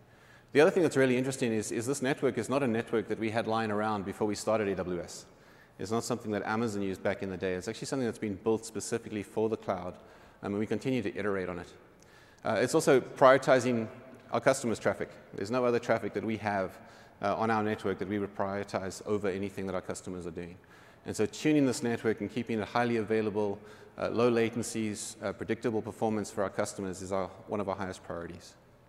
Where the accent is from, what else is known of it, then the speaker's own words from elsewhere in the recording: Cape Town, Western Cape, South Africa; Cape Town, which is my hometown